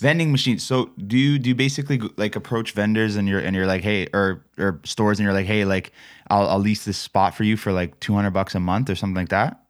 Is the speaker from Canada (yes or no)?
yes; Toronto, Ontario, Canada; I'm from Toronto